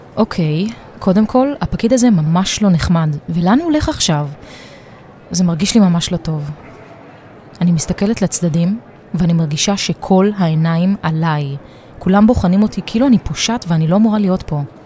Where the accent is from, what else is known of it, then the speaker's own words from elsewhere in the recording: Israel; נלחמתי לצאת מהמדינה שלי שמלאה בהגבלות של חופש ותנועה